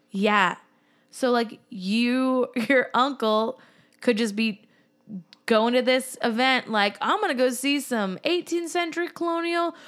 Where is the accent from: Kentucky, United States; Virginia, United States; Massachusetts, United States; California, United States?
Massachusetts, United States; growing up, living in Massachusetts